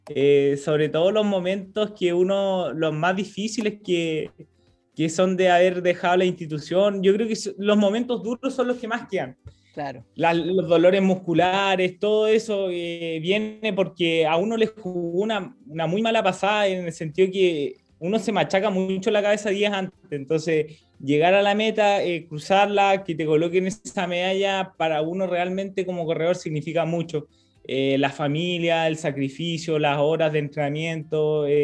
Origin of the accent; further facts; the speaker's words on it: Chile; yo en mi, en mi pueblo estoy súper contento por lo que he generado, pero es más porque me gustaría poder llegar a, más, más, más gente, chicos, niños, que, que se incentiven con el deporte. Yo sé que nuestra cultura acá en Chile